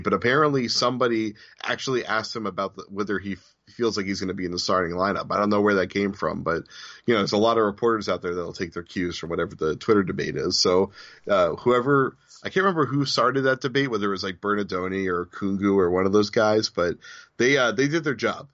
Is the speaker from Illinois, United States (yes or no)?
no; Newton, Massachusetts, United States; down the street from where I grew up in Newton, Massachusetts